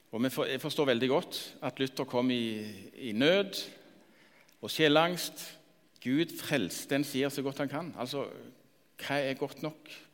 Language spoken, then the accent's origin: Norwegian; Randaberg, Rogaland, Norway; Jeg vokste opp på Randaberg, fem mil lenger nord.